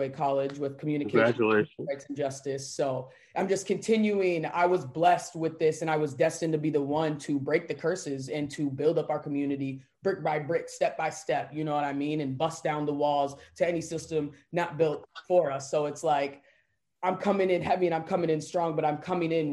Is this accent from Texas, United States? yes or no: no; St. Louis Park, Minnesota, United States; I grew up in Minneapolis, Minnesota, St. Louis Parks, to be specific, surrounding neighborhood